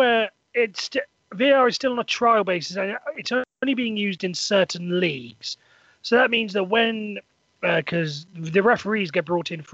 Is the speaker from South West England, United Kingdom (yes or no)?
no; Welsh, Wales, United Kingdom; I'm Welsh